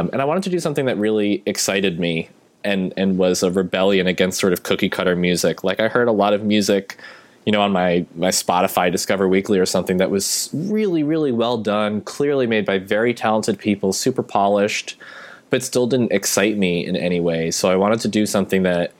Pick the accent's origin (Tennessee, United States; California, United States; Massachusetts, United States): Massachusetts, United States; Boston; I'm from Boston